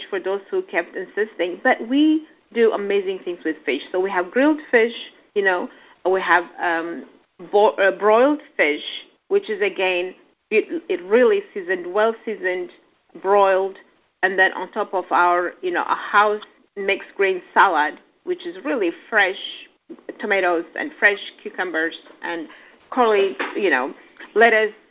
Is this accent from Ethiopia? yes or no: yes; Addis Ababa, Ethiopia; also born or lived in Kenya; I'm an Ethiopian.